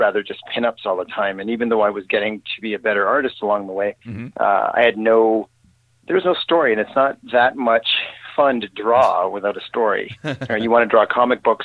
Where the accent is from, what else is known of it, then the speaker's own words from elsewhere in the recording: Sudbury, Ontario, Canada; moved away as an adult; also born or lived in Toronto; I grew up in Northern Ontario in Canada, in a city called Sudbury.